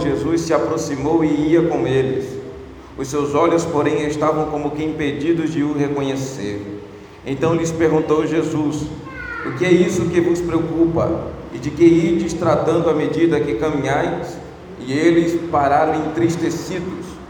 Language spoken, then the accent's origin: Portuguese; Bahia, Brazil; moved away; E eu sou baiano de nascimento e apaixonado pelo meu estado